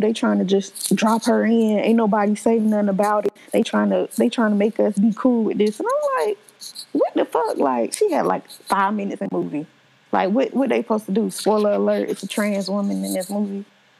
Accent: the South, United States; y'all know I'm from the South

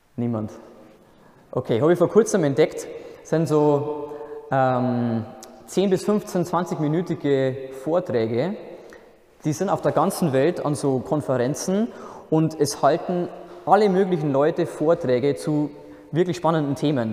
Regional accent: Altendorf, Bavaria, Germany; moved away as an adult; also born or lived in Bobingen, near Augsburg; Ursprünglich komme ich aus der Nähe von Regensburg, das kennen vielleicht die meisten noch. das ist eine recht schöne Stadt in der Oberpfalz. Ähm, der Ort, wo ich herkomme, heißt Altendorf

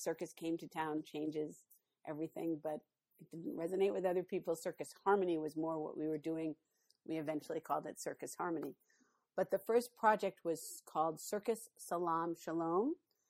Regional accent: New York City, New York, United States; moved away as an adult; now in St. Louis, United States; So I'm from New York City, but I moved to St. Louis.

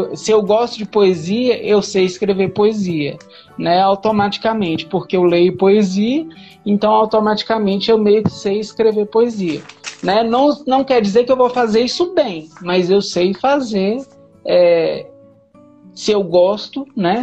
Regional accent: Minas Gerais, Brazil; also born or lived in Goiânia; now in Brasília, Brazil; eu nasci em Goiânia, mas fui criado em Minas Gerais e hoje moro em Brasília.

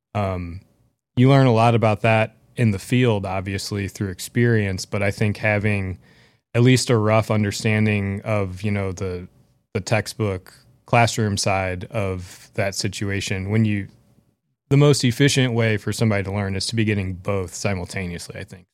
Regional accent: St. Louis, Missouri, United States; growing up in Saint Louis

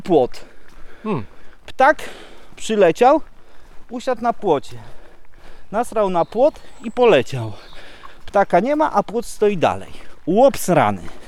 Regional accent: Poland; first language Polish; moved away as an adult; now in Kashubia, Poland; jestem przecież Polakiem, ja przede wszystkim jestem Polakiem, zawsze będę, z moimi korzeniami

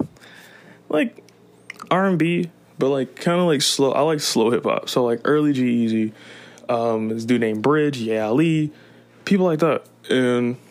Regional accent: Detroit, Michigan, United States; I'm from Detroit

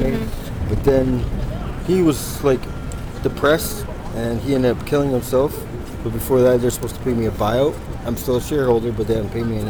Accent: Vernon, British Columbia, Canada; moved away as an adult; now in Vancouver, Canada; I grew up in Vernon, like we didn't lock the door and stuff like

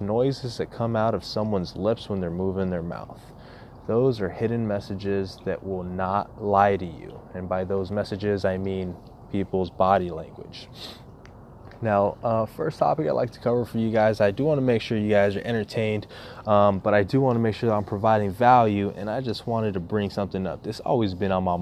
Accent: United States; as an American

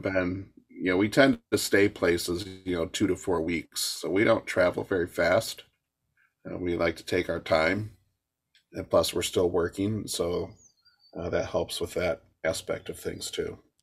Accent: Michigan, United States; moved away

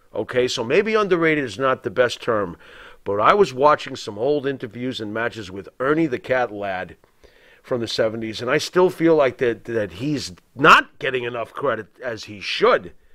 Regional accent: Long Island, New York, United States; growing up in New York during the early '80s

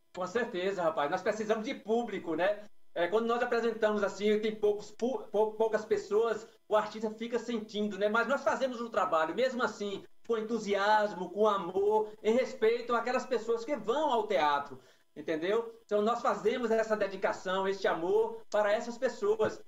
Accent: Guanambi, Bahia, Brazil; aqui em Guanambi, na minha cidade natal

